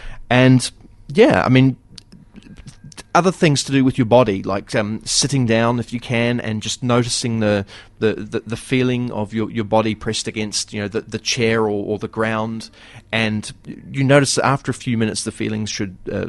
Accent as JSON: {"language": "English", "country": "New Zealand", "said": "It's bipolarbear.co.nz. It's because I come from New Zealand, and just in case you didn't know."}